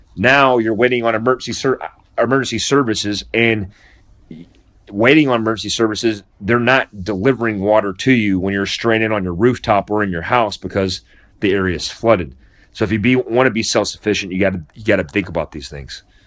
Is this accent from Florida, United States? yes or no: yes; Daytona Beach, Florida, United States; I grew up in Daytona Beach, Florida, and Volusia County